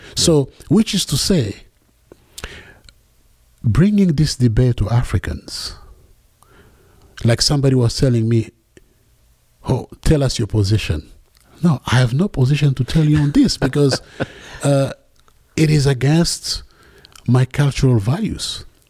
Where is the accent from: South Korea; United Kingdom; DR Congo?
DR Congo; North Katanga, Tanganyika; English is a second language; in my tribe, I'm from the Luba people in North Katanga area